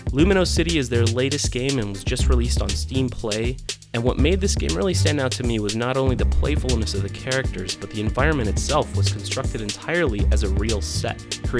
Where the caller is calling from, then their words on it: Chicago, Illinois, United States; I'm recording from the Windy City in Chicago, Illinois.